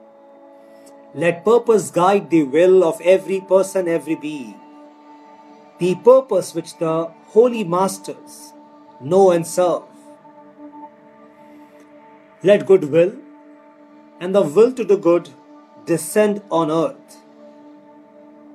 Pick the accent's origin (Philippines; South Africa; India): India; our country, India